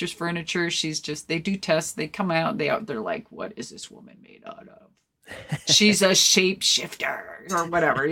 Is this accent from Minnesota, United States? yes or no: yes; Minnesota, United States; moved away; I'm originally from Minnesota